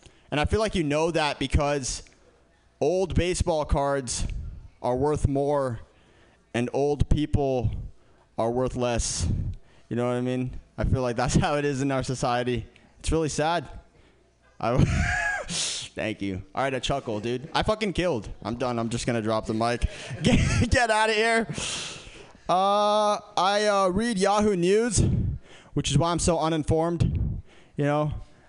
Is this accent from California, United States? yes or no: yes; San Francisco, California, United States; I grew up in San Francisco. San Francisco is pretty liberal